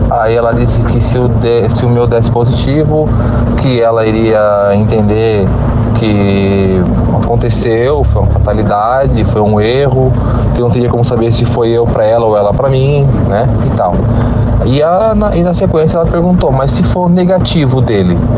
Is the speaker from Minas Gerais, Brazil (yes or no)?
no; Santa Catarina, Brazil; sou de Santa Catarina, como eu falei lá no começo do áudio.